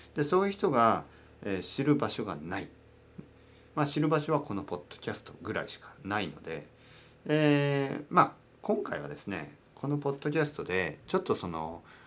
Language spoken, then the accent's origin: Japanese; Kyushu, Oita, Japan; now in Tokyo, Japan; 僕の出身は九州の大分県です